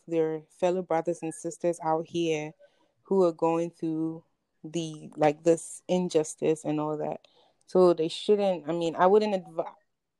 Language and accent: English; Ghana; I will say that being African, being Ghanaian, you should care because it's literally your brothers and sisters.